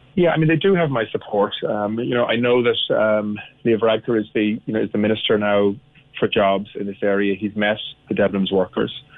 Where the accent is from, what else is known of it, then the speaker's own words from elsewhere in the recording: Cork, Munster, Ireland; I'm from Cork, uh, and I represent Cork as well as a TD